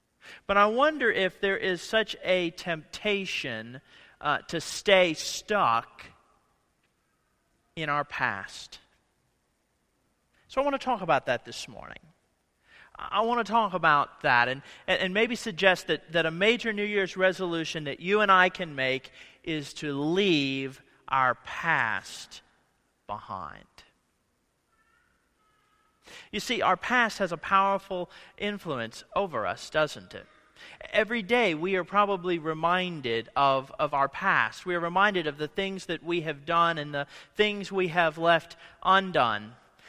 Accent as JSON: {"language": "English", "region": "Ohio", "country": "United States", "tie": "born or raised there", "moved": "as an adult", "said": "This week I was at home from Monday morning through Thursday afternoon in Ohio with my family, and it's so interesting to be back in the place. I haven't lived since I was 21 years old, back in the same places"}